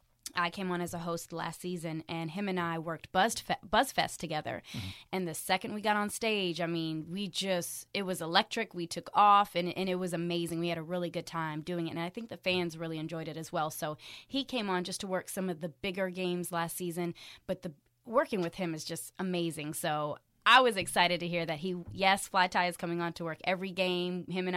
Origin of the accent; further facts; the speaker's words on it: Frankfurt, Hesse, Germany; also born or lived in Miami, United States; I was born in Miami, but we were a military family, so we did jump around a little bit. My parents are both in the military, and so I grew up in Germany, Frankfurt